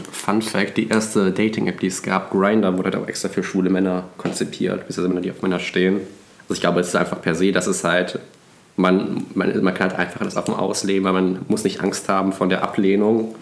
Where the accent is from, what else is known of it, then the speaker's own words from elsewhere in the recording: Cologne, North Rhine-Westphalia, Germany; ich komme ja aus einem Vorort von Köln